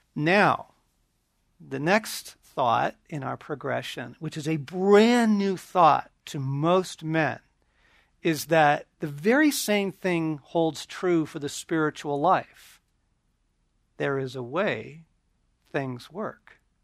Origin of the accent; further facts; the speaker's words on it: Southern California, United States; also born or lived in eastern Oregon; I was shipped off from Southern California and the suburbs